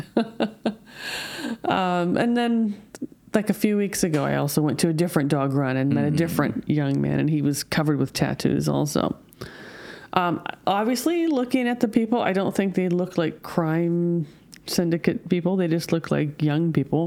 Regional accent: United States; now in Japan; I'm from America.

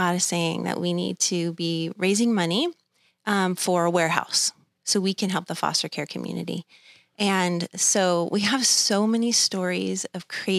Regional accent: Thousand Oaks, California, United States; I was born in Thousand Oaks, Los Robles Hospital, born and raised, went to Newbury Park High School.

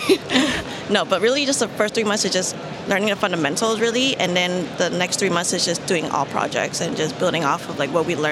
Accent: San Francisco, California, United States; I'm a San Francisco native, and I grew up in the Tenderloin District

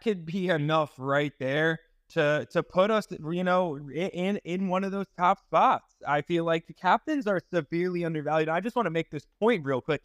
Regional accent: eastern Long Island, New York, United States; now in Clearwater, United States; I was actually born and raised on Long Island. I'm living in Florida now

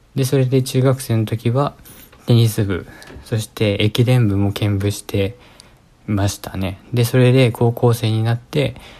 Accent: Kanagawa, Japan; moved away as an adult; also born or lived in Tokyo; now in United States; 出身はですね、神奈川県なんですよ。

